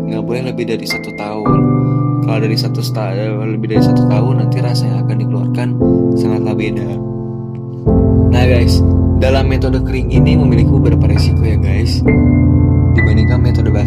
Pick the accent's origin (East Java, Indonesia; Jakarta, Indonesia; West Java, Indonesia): West Java, Indonesia; Bogor; born there; karena aku uh, lahirnya di kota Bogor